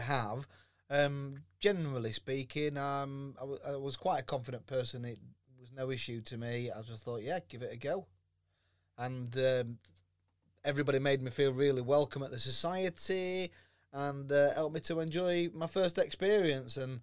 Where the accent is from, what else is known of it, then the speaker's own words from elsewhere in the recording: Doncaster, Yorkshire and the Humber, United Kingdom; accent: Yorkshire; I'm a Donny lad